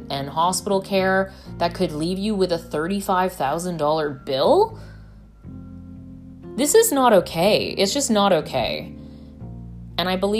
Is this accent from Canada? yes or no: yes; Canada; moved away as an adult; now in United States; I come from Canada.